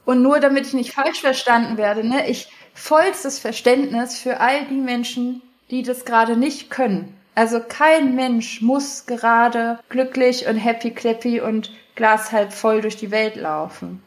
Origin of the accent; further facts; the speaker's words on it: Hanover, Lower Saxony, Germany; also born or lived in Texas, United States; now in Berlin, Germany; ich komme aus Hannover, aus der Landeskirche, so christlicher Kindergarten, konfirmiert, so das volle Programm